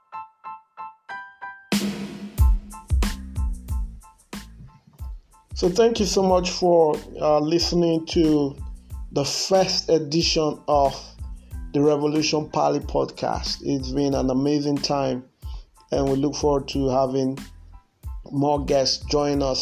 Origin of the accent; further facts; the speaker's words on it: Benin City, Edo, Nigeria; I grew up in Benin